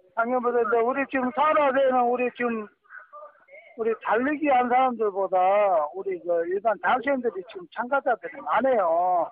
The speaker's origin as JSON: {"language": "Korean", "region": "Jeolla", "country": "South Korea", "accent": "Jeolla dialect", "said": "전라도 우리 사투리"}